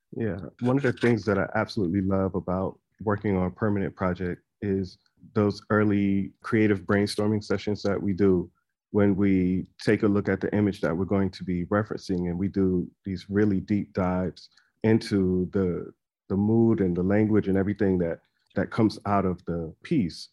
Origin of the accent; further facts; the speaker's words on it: South Carolina, United States; church choirs that I grew up in South Carolina